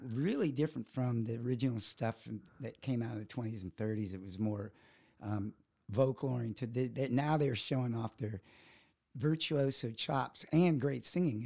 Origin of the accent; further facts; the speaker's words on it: Virginia, United States; moved away; I grew up in Virginia